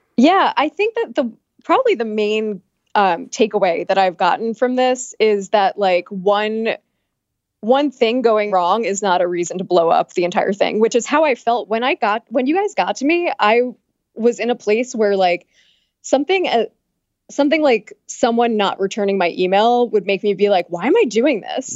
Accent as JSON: {"language": "English", "area": "Long Island", "region": "New York", "country": "United States", "lives_now": "New York City, United States", "said": "I'm from Long Island"}